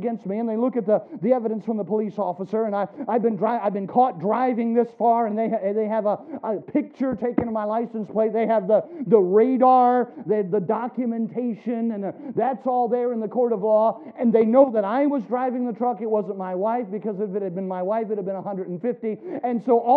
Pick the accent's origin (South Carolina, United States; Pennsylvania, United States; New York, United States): South Carolina, United States; now in Ohio, United States; when I was a boy growing up in South Carolina